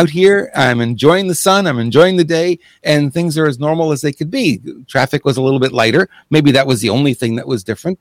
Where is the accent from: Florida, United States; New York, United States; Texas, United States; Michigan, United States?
New York, United States; first language English; moved away; also born or lived in Montreal; I'm an English-speaking guy, born in New York.